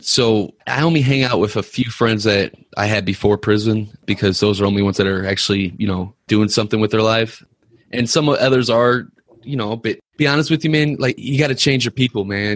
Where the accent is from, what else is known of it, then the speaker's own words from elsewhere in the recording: Ferguson, Missouri, United States; I grew up in Ferguson